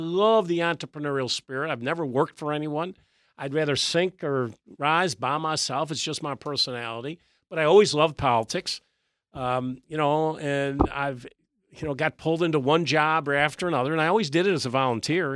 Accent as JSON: {"language": "English", "town": "Syracuse", "region": "New York", "country": "United States", "tie": "born or raised there", "moved": "yes", "lives_now": "Virginia, United States", "said": "I grew up in Syracuse, New York"}